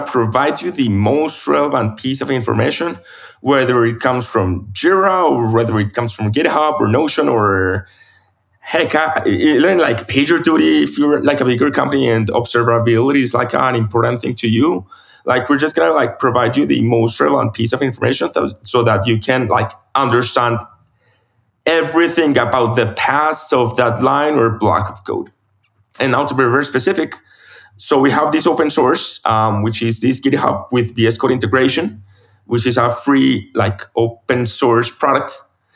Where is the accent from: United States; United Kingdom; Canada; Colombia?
Colombia; Medellin, Antioquia; now in Bogota, Colombia; I'm from Medellin, my hometown. I'm moving back there in January after so many years living in Bogota